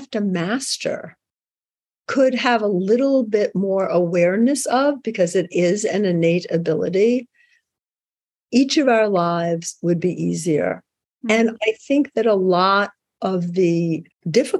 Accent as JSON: {"language": "English", "region": "New York", "country": "United States", "said": "I'm a New Yorker"}